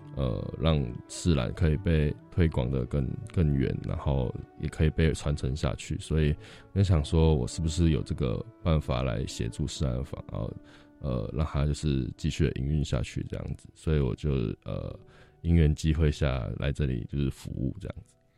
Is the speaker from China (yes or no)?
no; New Taipei, Taiwan; moved away as an adult; now in Xinpu, Hsinchu, Taiwan; 我本身是新北人